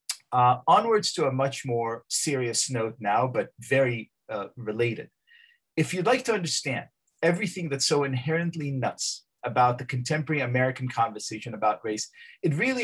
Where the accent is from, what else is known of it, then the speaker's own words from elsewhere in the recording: Israel; now in United States; I'm from Israel.